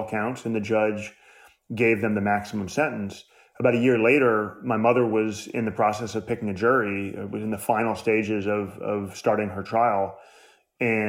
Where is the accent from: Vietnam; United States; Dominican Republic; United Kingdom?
United States; New York City, New York; I was born in New York City in 1980